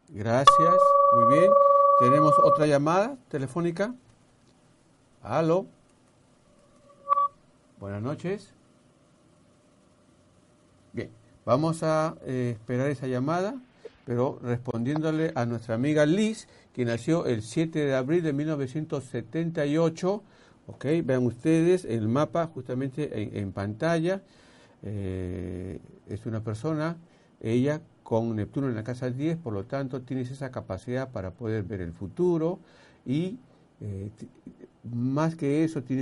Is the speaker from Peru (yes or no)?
yes; Peru; como peruano